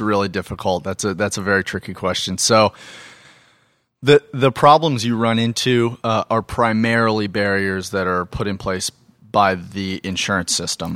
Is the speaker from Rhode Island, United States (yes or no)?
no; Phoenix, Arizona, United States; I grew up in Phoenix, Arizona